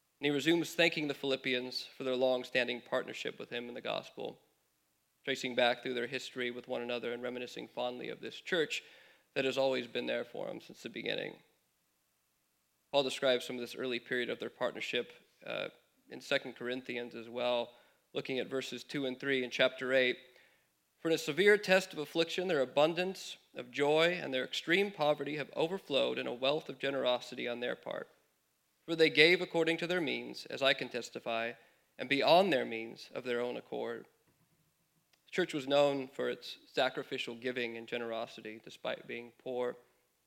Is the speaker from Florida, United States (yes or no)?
no; California, United States; moved away as an adult; My wife and I moved here from California, mentioned about 4 years ago now